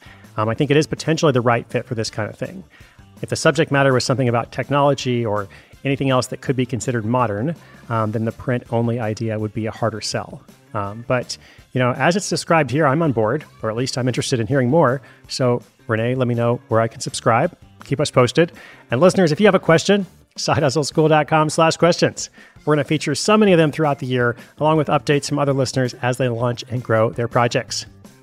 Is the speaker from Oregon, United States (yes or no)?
yes; Portland, Oregon, United States; from my hometown of Portland, Oregon